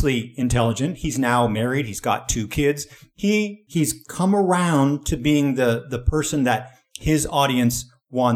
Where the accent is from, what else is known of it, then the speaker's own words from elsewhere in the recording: Canada; moved away as an adult; also born or lived in Asia; Growing up in Canada